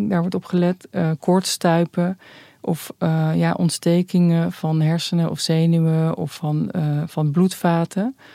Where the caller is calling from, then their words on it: Rotterdam, South Holland, Netherlands; uit Rotterdam.